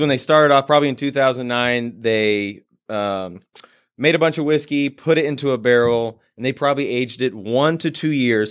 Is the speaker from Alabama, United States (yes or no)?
no; Purcellville, Virginia, United States; moved away; also born or lived in Nashville, Tennessee; my hometown in Percival, Virginia